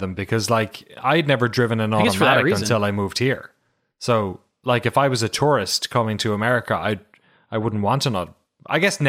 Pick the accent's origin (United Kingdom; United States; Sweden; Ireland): Ireland; I love Pato Award as a Irish. I think I've mentioned it before, but the only other Irish Mexican collaboration I know was a Mexican Irish fusion restaurant in my hometown